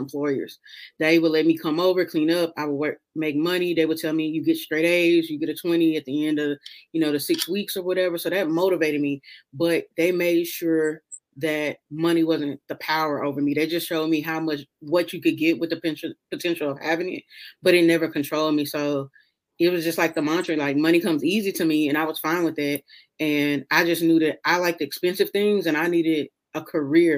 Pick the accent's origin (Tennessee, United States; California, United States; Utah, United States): Tennessee, United States; Memphis; moved away as an adult; also born or lived in Kentucky / Washington, D.C.; now in Texas, United States; I'm from Memphis. I grew up in South Memphis.